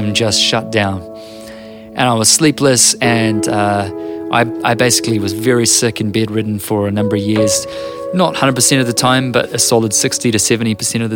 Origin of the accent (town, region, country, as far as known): New Zealand